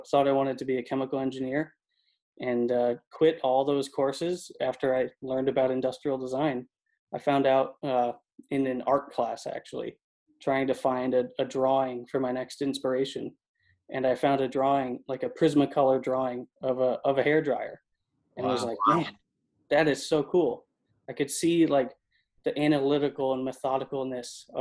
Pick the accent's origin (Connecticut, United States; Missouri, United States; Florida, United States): Connecticut, United States; moved away as an adult; also born or lived in Boston, Massachusetts; now in Southern California, United States; from Connecticut, born and raised